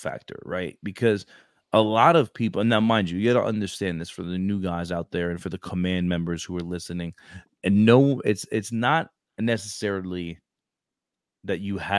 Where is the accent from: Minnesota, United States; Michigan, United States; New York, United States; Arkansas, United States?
New York, United States; New York City; I'm from Brooklyn.